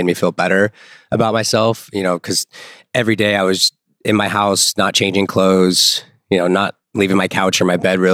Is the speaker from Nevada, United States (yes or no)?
yes; Las Vegas, Nevada, United States; I was born and raised in Las Vegas.